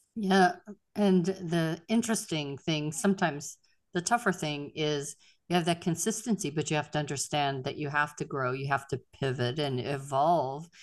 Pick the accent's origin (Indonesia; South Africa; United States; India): United States; Pittsburgh, Pennsylvania; moved away; I'm from Pittsburgh originally